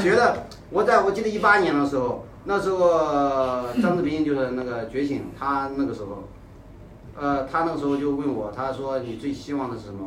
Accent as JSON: {"language": "Chinese", "town": "Zaozhuang", "region": "Shandong", "country": "China", "tie": "born or raised there", "said": "我来自山东，枣庄。啊，八九年。我从小就生活在，就是从出生，我，我是老三。从出生一直都是在这个原生家庭，就是相当于就是我老爸就是传道人啊，当地就是比较就是有名的那种"}